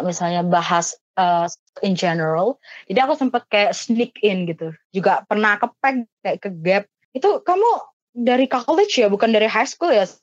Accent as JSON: {"language": "Indonesian", "town": "Surabaya", "region": "East Java", "country": "Indonesia", "tie": "born or raised there", "said": "aku anak Surabaya asli"}